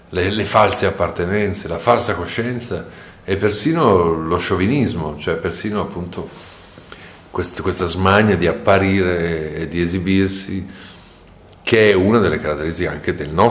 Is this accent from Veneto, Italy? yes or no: yes; Treviso, Veneto, Italy; io sono nato e cresciuto a Treviso, per cui eh, so di cosa sto parlando eh, anche se non sembra da, dalla mia parlata.